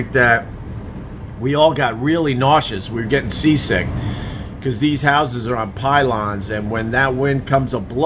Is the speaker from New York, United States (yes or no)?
yes; Long Island, New York, United States; now in New York City, United States; when I was growing up on Long Island, especially in the 80s